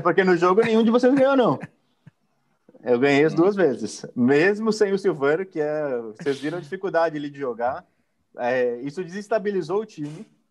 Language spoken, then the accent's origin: Portuguese; Brazil; como brasileiro